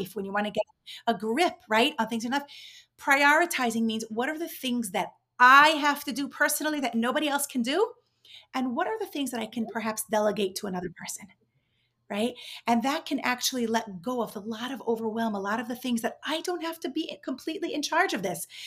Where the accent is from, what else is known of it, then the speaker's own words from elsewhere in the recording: New York, United States; moved away as an adult; also born or lived in Israel / Mexico City, Mexico; now in Miami, United States; I grew up in New York